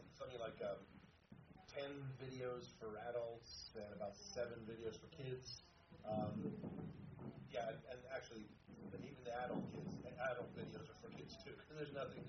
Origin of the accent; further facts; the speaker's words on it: South Africa; now in Pennsylvania, United States; I grew up in South Africa